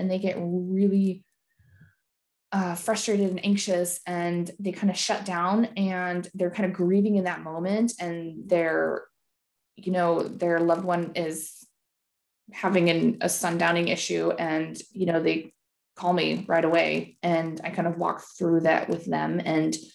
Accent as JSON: {"language": "English", "town": "Seattle", "region": "Washington", "country": "United States", "also_born_or_lived": "Germany", "said": "I moved home to Seattle to care for her"}